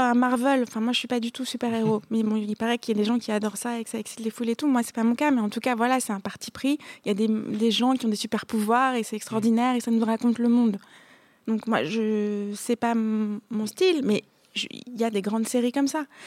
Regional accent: Paris, Île-de-France, France; je suis une parisienne, une pure parisienne

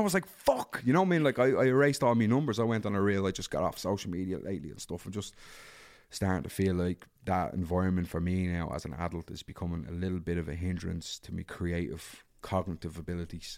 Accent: Dublin, Leinster, Ireland; I grew up in Darndale

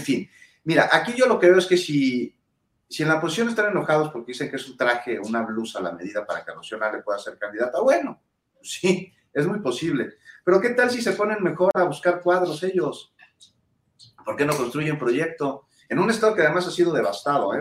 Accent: Mexico; como ciudadano mexicano

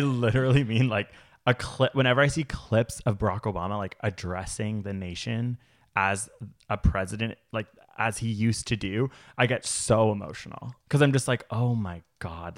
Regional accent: Canada; I'm Canadian

